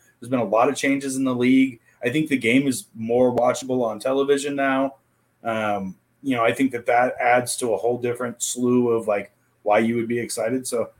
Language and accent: English; the Valley, Arizona, United States; growing up in the Valley